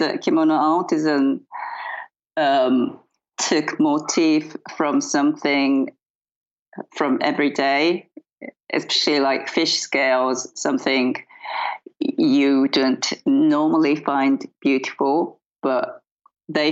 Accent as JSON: {"language": "English", "town": "Mitaka", "region": "Tokyo", "country": "Japan", "tie": "born or raised there", "said": "in my hometown, which is called Mitaka"}